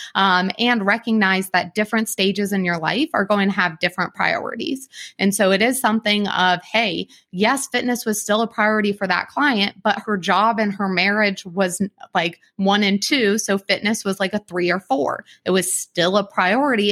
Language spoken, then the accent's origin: English; Columbus, Ohio, United States; I'm from Columbus